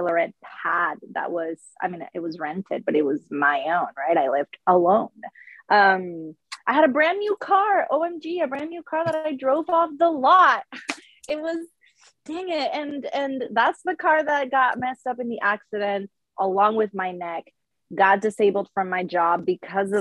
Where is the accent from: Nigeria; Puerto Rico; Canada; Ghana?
Puerto Rico; born or raised there; English is a second language; moved away as an adult